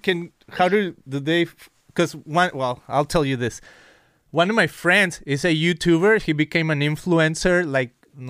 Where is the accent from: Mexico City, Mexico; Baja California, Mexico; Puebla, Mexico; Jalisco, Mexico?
Jalisco, Mexico; Guadalajara; moved away as an adult; now in Costa Mesa, United States; I remember growing up in Mexico